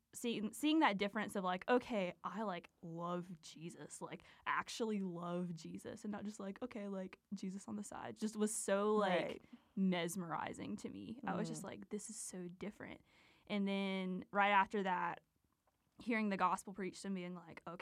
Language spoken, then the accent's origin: English; Liberty, North Carolina, United States; moved away as an adult; also born or lived in Lynchburg, Virginia; So I'm from this really small town in North Carolina. I'm at Liberty University, but I'm from Liberty, North Carolina